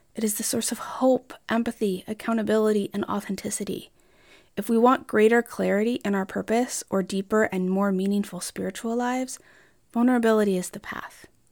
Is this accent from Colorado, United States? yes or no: yes; Colorado, United States; moved away; also born or lived in Iowa; I grew up in Colorado while my extended family was in the Midwest